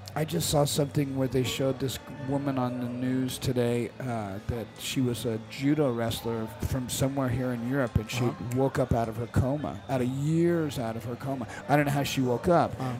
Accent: United States; as an American

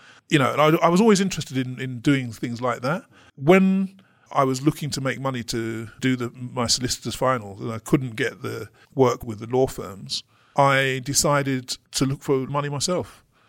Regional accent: London, United Kingdom; when I grew up in London, I'd never met a black lawyer, for example.

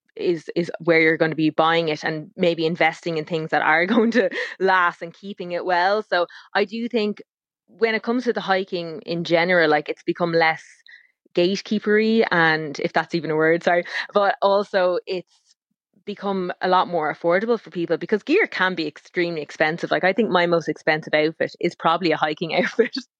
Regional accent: Ireland; we're Irish

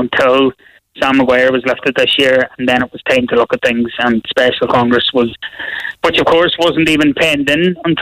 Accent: Donegal, Ulster, Ireland; I'm from Donegal

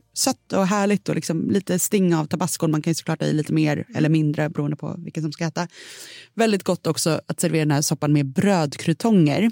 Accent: Sweden; som svensk

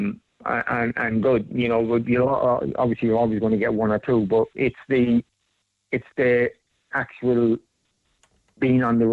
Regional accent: Ireland; Being Irish

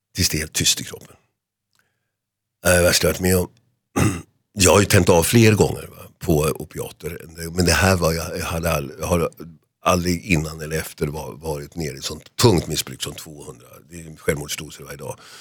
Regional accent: Solna, Stockholm County, Sweden; hemma i Huvudsta

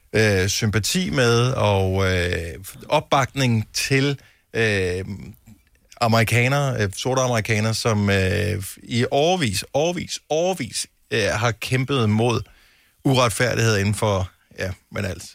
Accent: Denmark; man som dansker

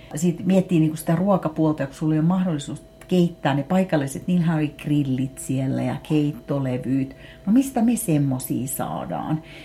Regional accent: Finland; Mä sanoin, että Suomesta.

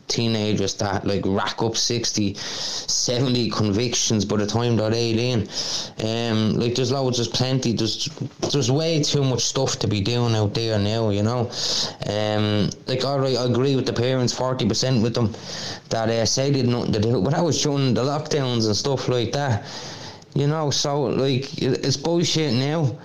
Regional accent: Dublin, Leinster, Ireland; I grew up in Darndale, like you know, and it was a rough old spot

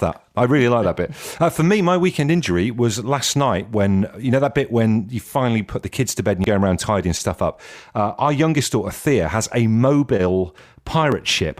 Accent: Ellesmere Port, North West England, United Kingdom; I was born in Ellesmere Port, uh, so I hail from the north

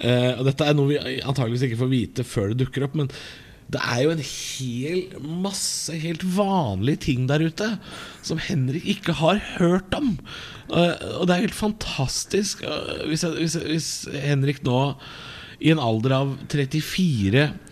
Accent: Drammen, Buskerud, Norway; Drammen, min hjemby

